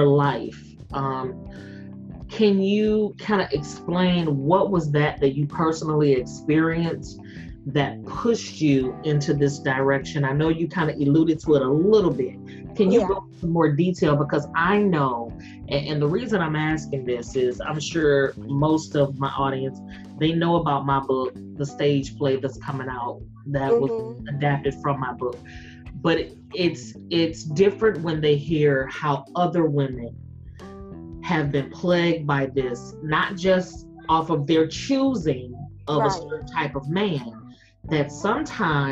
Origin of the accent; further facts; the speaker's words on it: Jackson, Mississippi, United States; I'm from Jackson, Mississippi